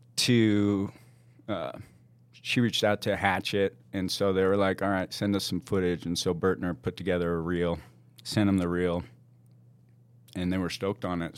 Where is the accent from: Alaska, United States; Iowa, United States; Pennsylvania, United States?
Alaska, United States; Juneau; born or raised there; moved away; also born or lived in Washington